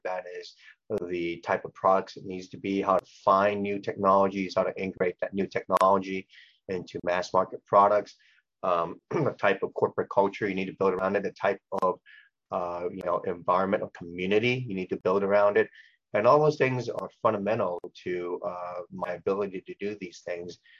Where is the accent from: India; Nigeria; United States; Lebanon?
United States; Los Angeles, California; born or raised there; also born or lived in Hong Kong